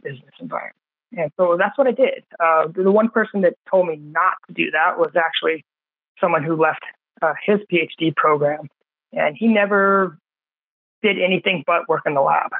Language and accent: English; San Diego, California, United States; I grew up in San Diego, which is a biotech hub.